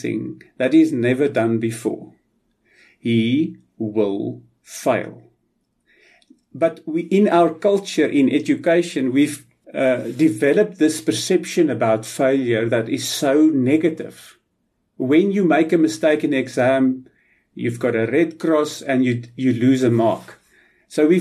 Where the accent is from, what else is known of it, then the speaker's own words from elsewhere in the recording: South Africa; a South African pyrometallurgist